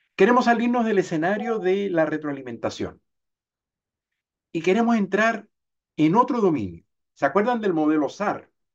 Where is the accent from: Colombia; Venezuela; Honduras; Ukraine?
Venezuela; moved away as an adult; now in Chile; Nací en Chile, pero me crié en Venezuela y terminé de envejecer en Chile